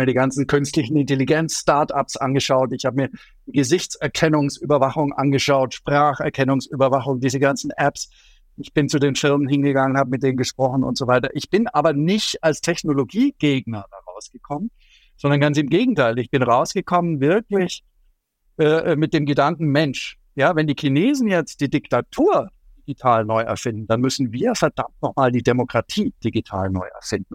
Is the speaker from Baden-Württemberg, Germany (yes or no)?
no; Allgäu, near Neuschwanstein Castle, Bavaria, Germany; Ich komme aus dem Allgäu, aus der Nähe von Schloss Neuschwanstein.